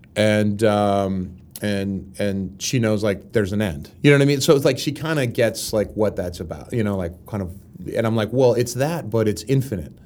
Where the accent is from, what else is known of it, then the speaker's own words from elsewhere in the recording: Pittsburgh, Pennsylvania, United States; moved away as an adult; now in Los Angeles, United States; I come from Pittsburgh